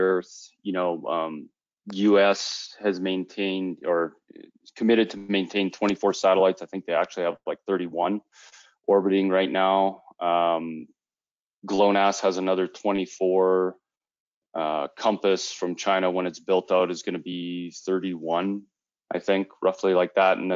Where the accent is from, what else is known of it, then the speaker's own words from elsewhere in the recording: Canada; I am Canadian